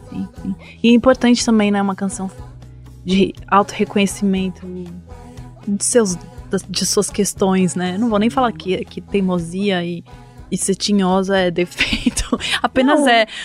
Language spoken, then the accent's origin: Portuguese; São Paulo, Brazil; É, eu sou de São Paulo, e assim, eu não me canso de, de, me espantar com a Bahia.